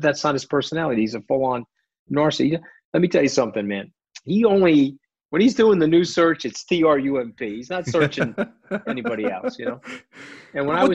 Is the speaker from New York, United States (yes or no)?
yes; New York, United States; I'm a New Yorker